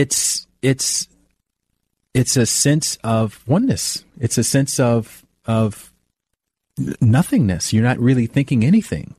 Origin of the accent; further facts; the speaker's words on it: Alabama, United States; moved away as an adult; also born or lived in New York; now in Los Angeles, United States; I'm from the South, I'm from Alabama